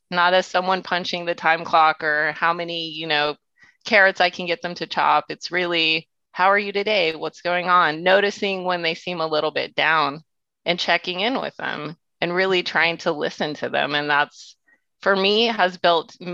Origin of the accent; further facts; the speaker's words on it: Houston, Texas, United States; moved away as an adult; now in San Francisco, United States; I grew up in Houston. My dad was Greek, so I came from a very food-centric family